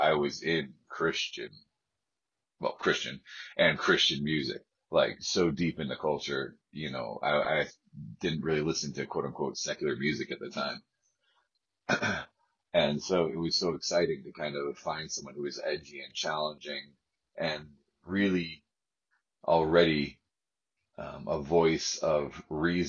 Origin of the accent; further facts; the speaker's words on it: Ithaca, New York, United States; I'm from the Ithaca area of New York, Finger Lakes region